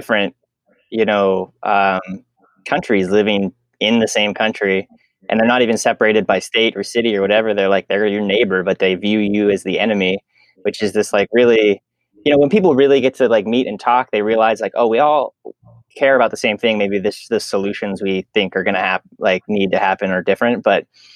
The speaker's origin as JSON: {"language": "English", "region": "Pennsylvania", "country": "United States", "tie": "born or raised there", "moved": "yes", "lives_now": "Omaha, United States", "said": "I'm from Pennsylvania, which is a state on the other side of the country"}